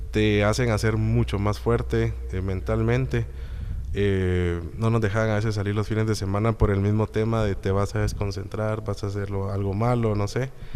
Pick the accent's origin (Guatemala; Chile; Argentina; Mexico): Guatemala; soy guatemalteco